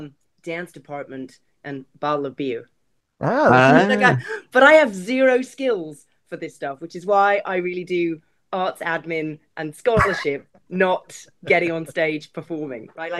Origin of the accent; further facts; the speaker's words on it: London, United Kingdom; also born or lived in Adelaide, Australia; When I go back to my hometown, which is actually London, people say to me, where are you from? Are you South African?